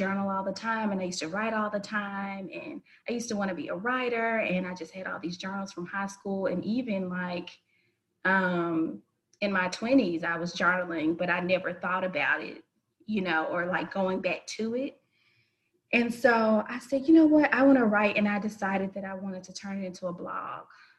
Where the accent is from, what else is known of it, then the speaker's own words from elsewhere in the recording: Memphis, Tennessee, United States; born and raised in Memphis, Tennessee